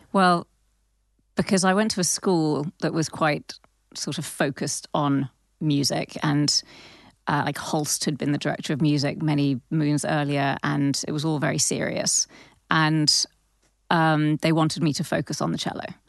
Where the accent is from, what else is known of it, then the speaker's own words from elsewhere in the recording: London, United Kingdom; I grew up in Southwest London